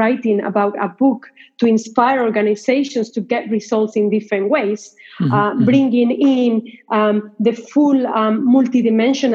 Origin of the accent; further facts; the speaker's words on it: Spain; moved away as an adult; I was born in Spain. There in Spain, I studied journalism, communications, and mass media.